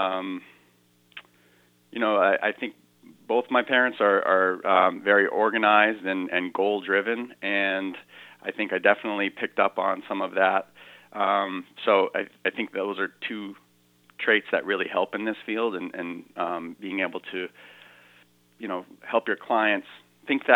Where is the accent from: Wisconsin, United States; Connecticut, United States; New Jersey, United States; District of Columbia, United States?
Connecticut, United States; Brooklyn; moved away as an adult; also born or lived in Boston, Massachusetts / Woodstock, Connecticut; I grew up in this area. I grew up in Brooklyn. My family lives in the Pomfret area. I live in Woodstock now